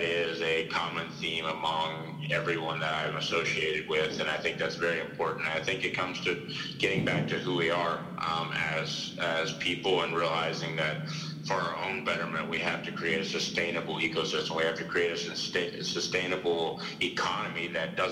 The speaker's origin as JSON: {"language": "English", "country": "United States", "said": "I'm an American"}